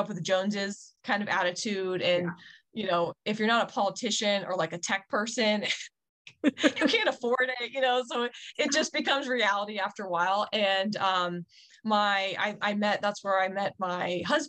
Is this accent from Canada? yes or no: no; Winchester, Virginia, United States; moved away as an adult; also born or lived in Washington, D.C. area; now in Montana, United States; I grew up in Winchester, and it's only really an hour from the DC area